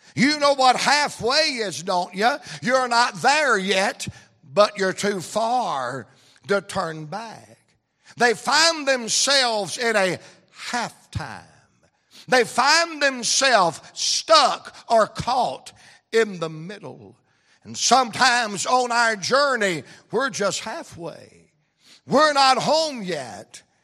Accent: Atlanta, Georgia, United States; I'm from Atlanta, Georgia

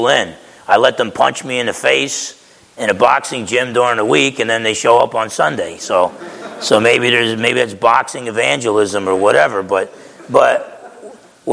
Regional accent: Essex County, New Jersey, United States; I'm from Essex County, New Jersey

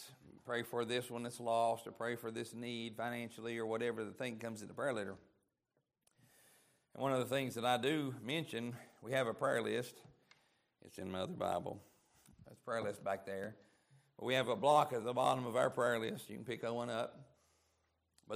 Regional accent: East Tennessee, United States; I'm from East Tennessee

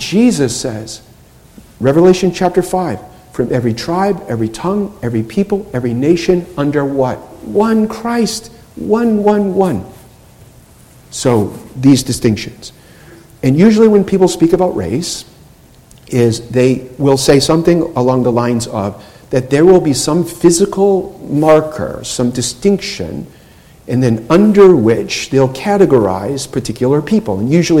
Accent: New England, United States; I'm from New England.

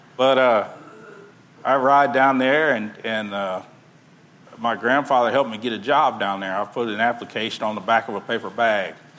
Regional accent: Texas City, Texas, United States; I grew up in Texas City

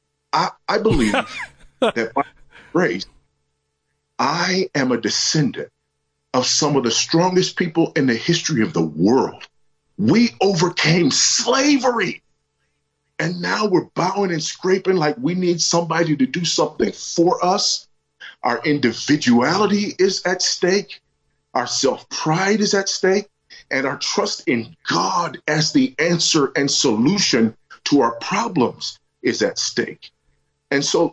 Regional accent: United States; moved away as an adult; I'm also an American who, as an expat in a foreign country

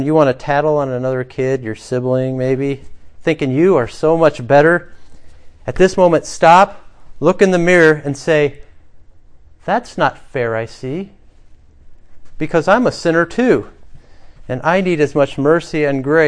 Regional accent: United States; as American Christians

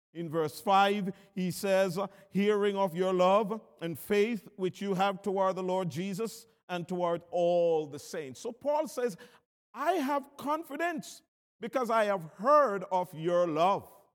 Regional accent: Jamaica; I'm from Jamaica

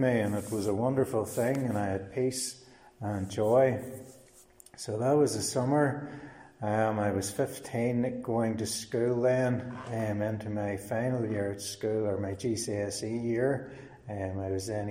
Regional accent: Cookstown, Northern Ireland, United Kingdom; I'm from Cookstown originally

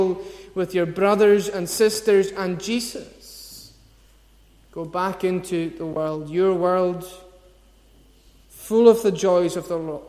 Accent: Scotland, United Kingdom; as Scottish people

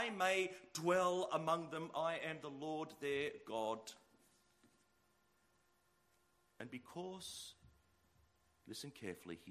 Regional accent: Sydney, New South Wales, Australia; I'm from Sydney

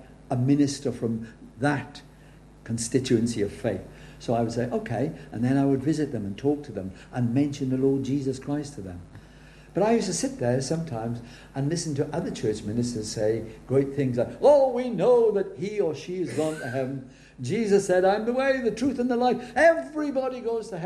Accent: Wales, United Kingdom; I'm Welsh

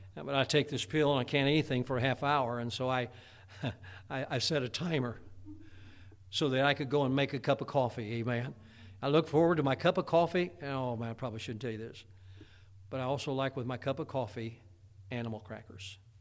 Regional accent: Indiana, United States; growing up in Indiana, there was a lot of tornadoes around

